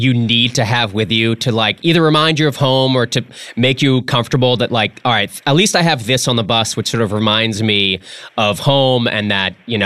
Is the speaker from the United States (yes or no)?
yes; New England, United States; moved away; I'm from New England originally.